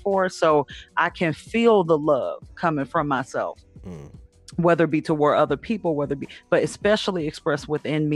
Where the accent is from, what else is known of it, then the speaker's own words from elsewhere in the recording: Detroit, Michigan, United States; also born or lived in Southfield, Michigan; I'm from Detroit